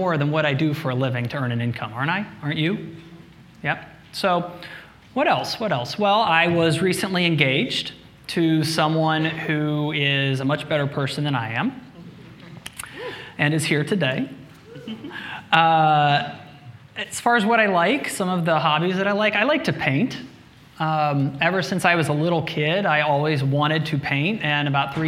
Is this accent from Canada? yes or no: no; Midwest, United States; now in New York City, United States; I was born and raised in the Midwest.